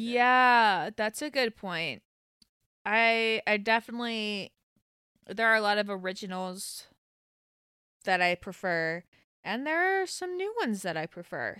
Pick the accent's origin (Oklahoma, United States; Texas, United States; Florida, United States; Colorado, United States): Florida, United States; Pace; now in Atlanta, United States; I'm from Pace. I went to Pace High School.